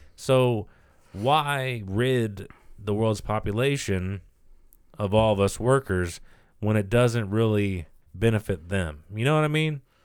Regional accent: United States; as the American people

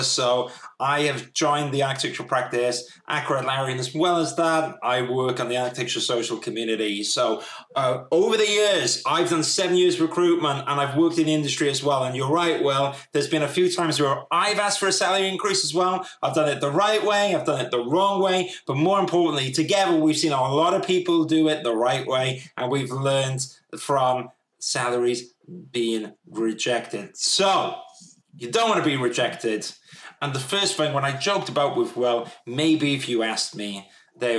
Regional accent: United Kingdom; We're all British people

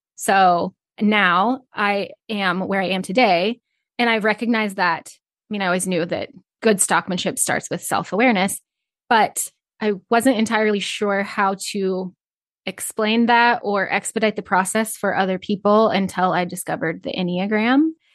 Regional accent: Northeast Nebraska, United States; I grew up in Northeast Nebraska on a small feed yard.

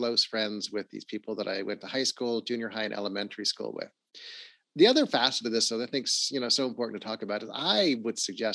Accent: Los Angeles, California, United States; I grew up in Los Angeles. I actually grew up in the Hollywood Hills, went to Hollywood High School.

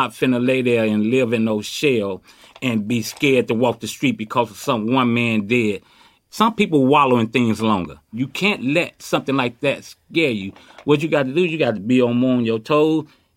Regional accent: Chicago, Illinois, United States; now in Oakland, United States; I was born and raised in Chicago

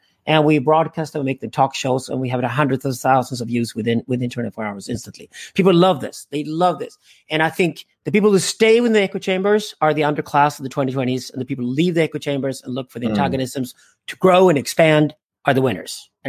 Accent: Sweden; also born or lived in South Africa; I was born in South Africa, arrived in Europe early because my parents escaped apartheid. They were libertarian South Africa. I have a black brother. You get the picture. So we arrived in Sweden eventually, settled there.

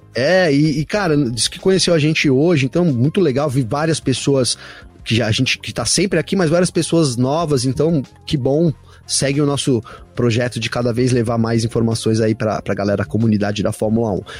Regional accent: Brazil; eu sou brasileiro

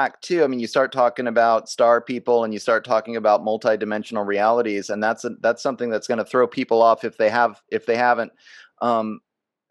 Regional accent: United States; I was raised here in the United States

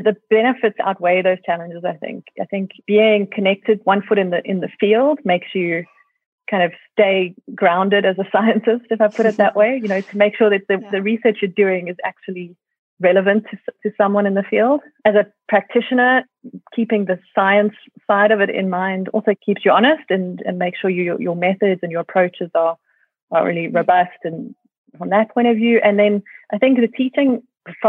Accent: South Africa; also born or lived in Australia; I moved back to South Africa from Australia after my PhD

